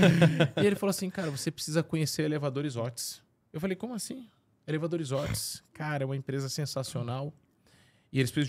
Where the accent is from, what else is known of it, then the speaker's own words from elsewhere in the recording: São Luís, Maranhão, Brazil; Eu sou natural, nascido e criado em São Luís do Maranhão.